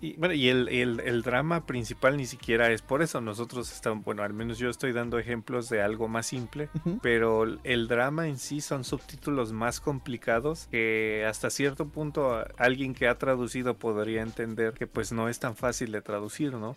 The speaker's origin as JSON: {"language": "Spanish", "country": "Mexico", "said": "lo que usamos aquí en México"}